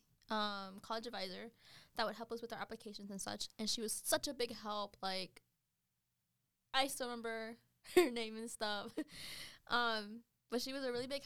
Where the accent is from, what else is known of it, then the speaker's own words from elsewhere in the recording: Godwin, North Carolina, United States; now in Charlotte, United States; I come from Godwin. Y'all can look that up. Population is like 100